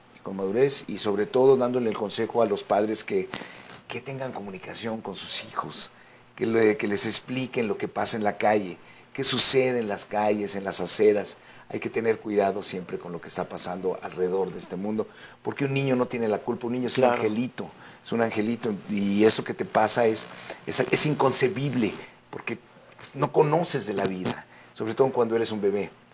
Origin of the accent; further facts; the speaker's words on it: Mexico; also born or lived in United States; yo soy ciudadano americano también, sí. México-americano